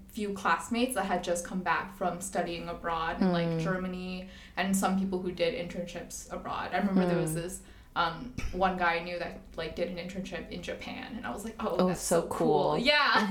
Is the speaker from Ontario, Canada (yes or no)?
yes; Toronto, Ontario, Canada; moved away as an adult; also born or lived in Shenzhen, China / Beijing, China / Chengdu, China; now in Hong Kong; I grew up in Toronto, and then I went to university there as well